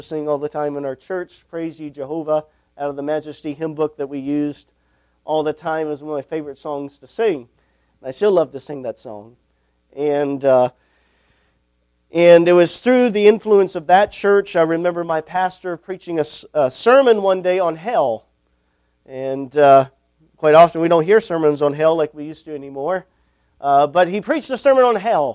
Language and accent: English; Bangor, Maine, United States; also born or lived in Huntsville, Texas; at the age of one, my parents moved back to Maine. My dad wanted to move all the way back to Wayne, Northern Maine. My mom said, absolutely not. I'm not living out in the middle of nowheres. And so she agreed to move as far north as Bangor